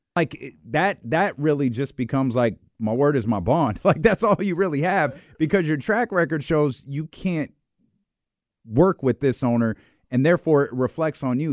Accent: Sacramento, California, United States; I'm from Sacramento

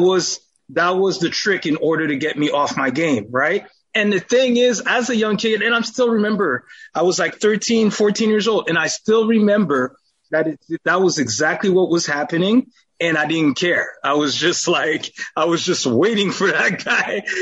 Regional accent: Montreal, Quebec, Canada; now in Ottawa, Canada; Grew up in church, in a Seventh-day Adventist church in Montreal.

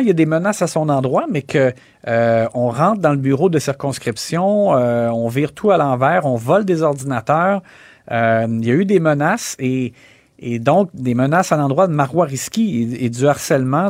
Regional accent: Quebec, Canada; chez nous au Québec

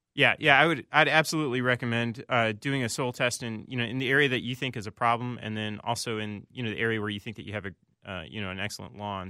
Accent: Indiana, United States; moved away as an adult; now in Minnesota, United States; I'm originally from Indiana

